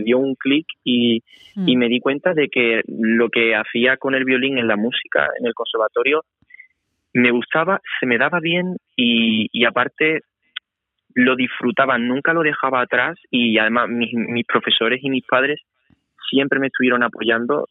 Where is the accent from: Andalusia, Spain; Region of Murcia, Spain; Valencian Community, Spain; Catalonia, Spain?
Andalusia, Spain; Seville; moved away; yo soy de Sevilla